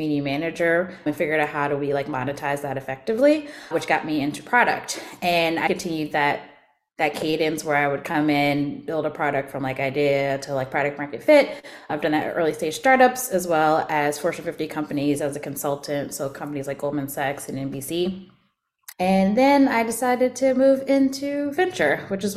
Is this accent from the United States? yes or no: yes; Atlanta, Georgia, United States; I'm originally from Atlanta.